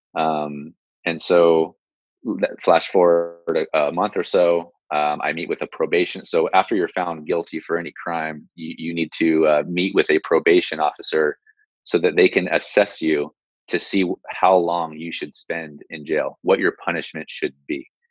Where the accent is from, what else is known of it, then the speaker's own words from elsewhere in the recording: San Jose, California, United States; I'm born and raised in San Jose.